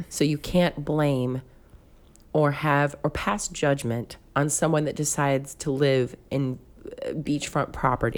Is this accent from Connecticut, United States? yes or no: no; Concord, California, United States; moved away; also born or lived in Pascagoula, Mississippi; where I grew up in Concord